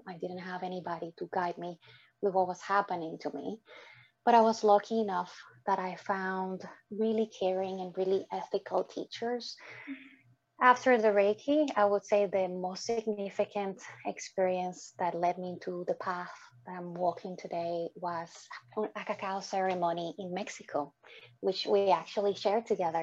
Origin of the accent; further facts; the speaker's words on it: Dominican Republic; moved away; my upbringing growing up in the Dominican Republic with dysfunctional parents